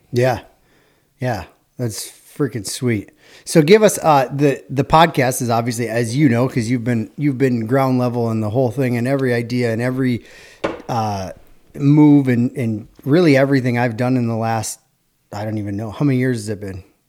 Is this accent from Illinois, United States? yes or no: no; Hudson, Wisconsin, United States; we're from Hudson